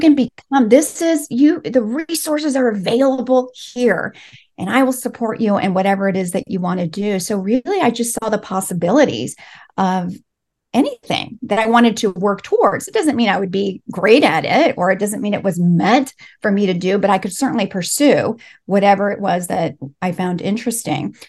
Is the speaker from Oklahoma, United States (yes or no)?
no; Los Angeles, California, United States; first language Spanish; English is a second language; I was born and raised here in L